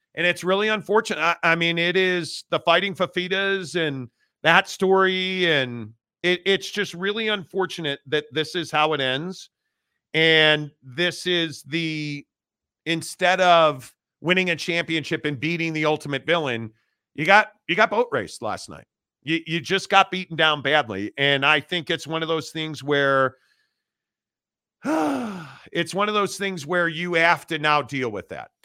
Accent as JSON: {"language": "English", "region": "Midwest", "country": "United States", "tie": "born or raised there", "said": "growing up in the Midwest, being a Notre Dame fan"}